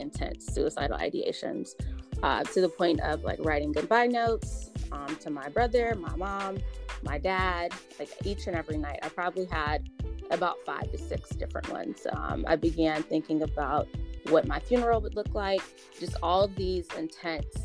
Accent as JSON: {"language": "English", "town": "Atlanta", "region": "Georgia", "country": "United States", "tie": "born or raised there", "said": "I was born and raised in Atlanta, Georgia"}